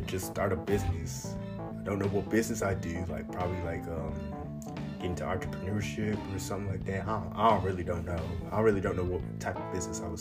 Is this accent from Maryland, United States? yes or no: yes; Baltimore, Maryland, United States; I'm from Baltimore